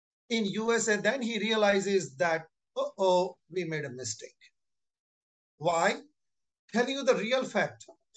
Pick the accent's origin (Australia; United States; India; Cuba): India; moved away; also born or lived in Canada; people like us who used to be an Indian citizens, but now become foreign citizens